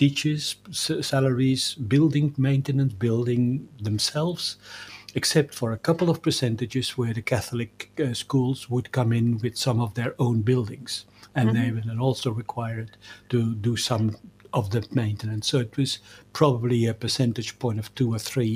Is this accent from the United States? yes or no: no; Belgium; moved away; I grew up in Belgium